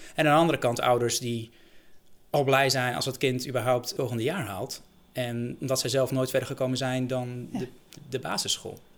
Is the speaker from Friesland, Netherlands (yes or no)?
no; Bilthoven, Utrecht, Netherlands; ik ben zelf opgegroeid in Beeldhoven